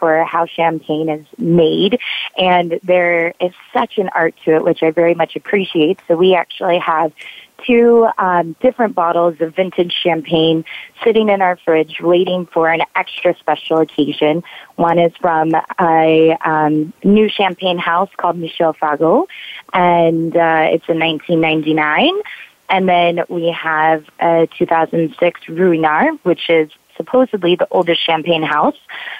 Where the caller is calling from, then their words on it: West Hollywood, California, United States; So I am calling from West Hollywood, from a cute little boutique hotel overlooking the Hollywood Hills.